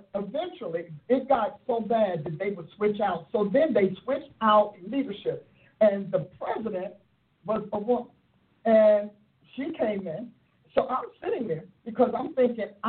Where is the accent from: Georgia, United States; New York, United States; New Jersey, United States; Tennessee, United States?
New Jersey, United States; Newark; I was raised in Newark, New Jersey.